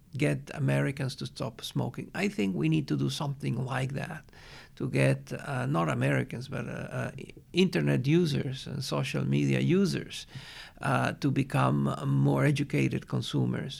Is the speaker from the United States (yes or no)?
no; Venezuela; I am from Venezuela.